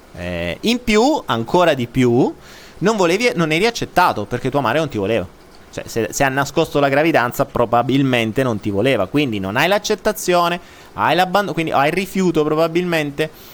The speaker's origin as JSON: {"language": "Italian", "country": "Italy", "said": "non dico più italiano"}